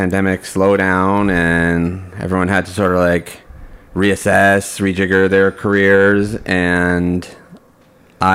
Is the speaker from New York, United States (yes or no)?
yes; New York City, New York, United States; I grew up in Brooklyn, and I was interested in what every Brooklyn kid is interested